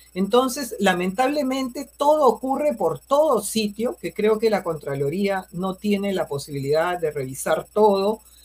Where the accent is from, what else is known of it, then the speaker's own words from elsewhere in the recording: Peru; como peruanos, como madres de familia